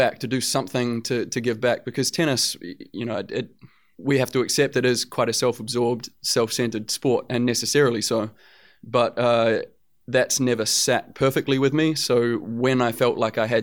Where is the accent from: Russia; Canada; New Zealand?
New Zealand; growing up in New Zealand and with the family that I grew up